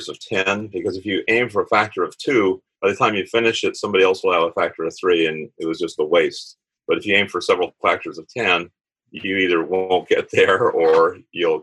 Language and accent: English; Tampa, Florida, United States; I was born in Tampa, Florida, MacDill Air Force Base. Lived on the water